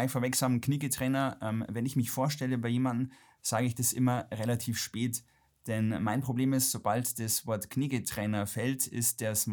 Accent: Ingolstadt, Bavaria, Germany; Baujahr 80. Ähm, ich komme gebürtig aus Ingolstadt, äh, bin leider von meinen Eltern etwas zu Hochdeutsch erzogen worden

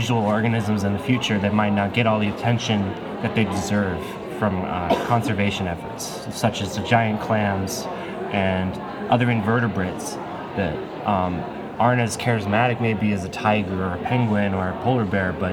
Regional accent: Southern California, United States; I'm from Southern California originally

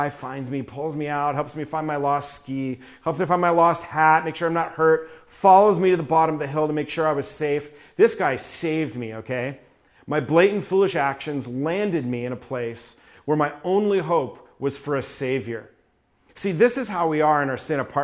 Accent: New York, United States; I was raised in New York

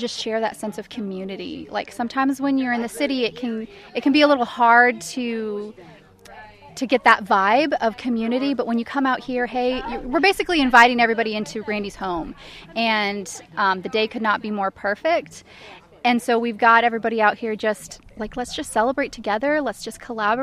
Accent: Dallas, Texas, United States; moved away as an adult; now in Orange Grove, United States; Originally from Dallas, but I live in Orange Grove

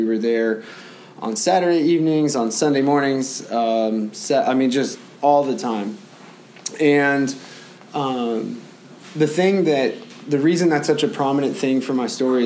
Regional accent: San Antonio, Texas, United States; I was born in San Antonio

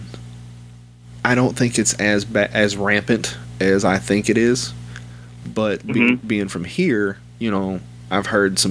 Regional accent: North Little Rock, Arkansas, United States; also born or lived in Sherwood, Arkansas / Maumelle, Arkansas; I was born in North Little Rock. And I've lived in a few towns here around Central Arkansas, but I've lived here my whole life

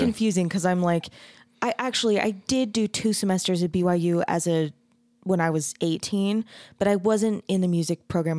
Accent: Mesa, Arizona, United States; I grew up in Mesa

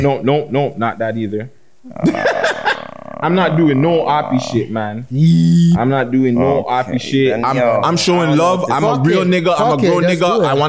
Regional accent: Canada; I'm not Jamaican, guys. Sorry. I'm Canadian, eh?

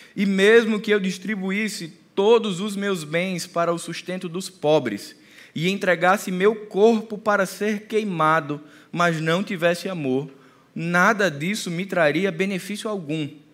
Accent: Northeast Region, Brazil; A gente é nordestino.

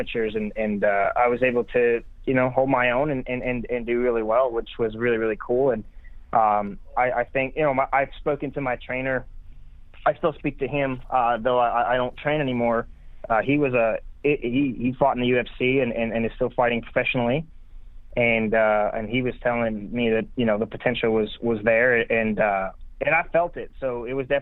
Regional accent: Montreal, Quebec, Canada; moved away as an adult; now in Nashville, United States; I grew up in Montreal, Quebec, in Canada.

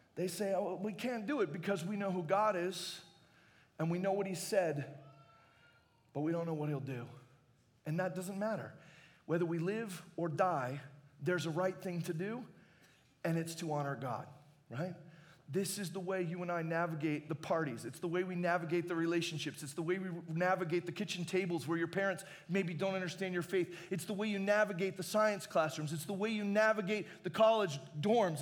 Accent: Arizona, United States; I grew up in Arizona and I'd never been really close to a bear before.

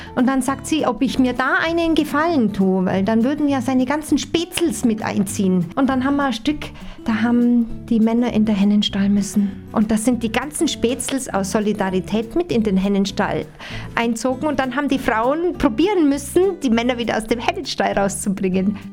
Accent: Allgäu, Germany; bei uns im Allgäu

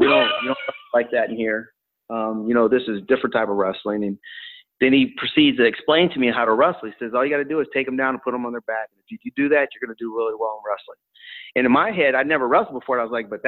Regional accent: Tucson, Arizona, United States; I'm from a family of five, single mom, brought up in Tucson, Arizona, on the east side of Tucson

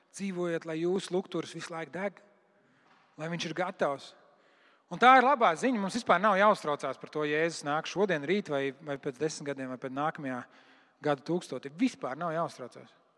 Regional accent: Latvia; mēs esam latvieši

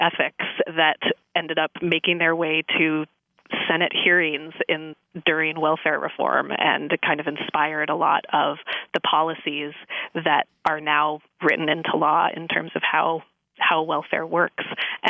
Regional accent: California, United States; I grew up in the San Francisco Bay Area, and my family has lived there for many generations. I think I'm a fifth generation San Francisco Bay Area.

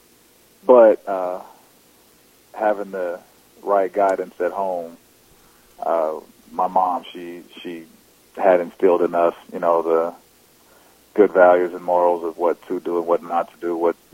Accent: Texarkana, Arkansas, United States; born or raised there; also born or lived in Vicksburg, Mississippi

